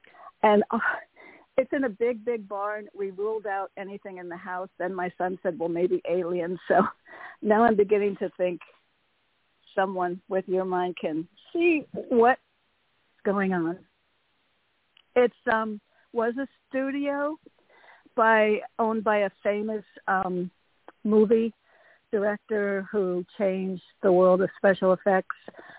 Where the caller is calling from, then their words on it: Connecticut, United States; Hey, Toni. … from Connecticut.